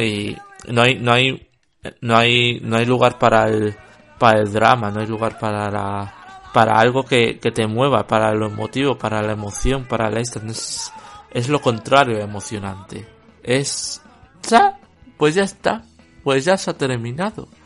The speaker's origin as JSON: {"language": "Spanish", "country": "Spain", "said": "seré español y el inglés no será mi, mi lengua materna"}